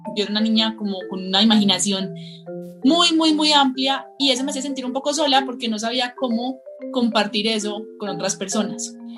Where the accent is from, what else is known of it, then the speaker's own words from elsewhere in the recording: Colombia; yo soy una, en esencia, ilustradora, pero también soy escritora, de Colombia. Vivo en un pueblito muy hermoso que se llama El Retiro